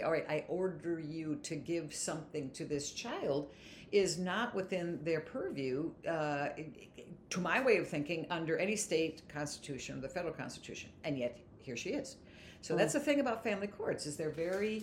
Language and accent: English; Pennsylvania, United States; I'm from Pennsylvania.